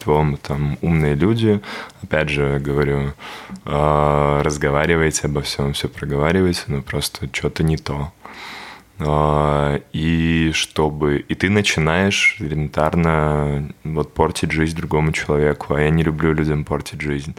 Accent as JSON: {"language": "Russian", "town": "Babruysk", "region": "Mogilev Region", "country": "Belarus", "tie": "born or raised there", "also_born_or_lived": "Minsk", "moved": "yes", "said": "я родился в Бобруйске"}